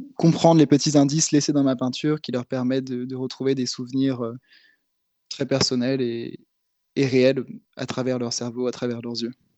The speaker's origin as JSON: {"language": "French", "town": "Nantes", "region": "Pays de la Loire", "country": "France", "also_born_or_lived": "Berlin", "said": "en tant que Nantais"}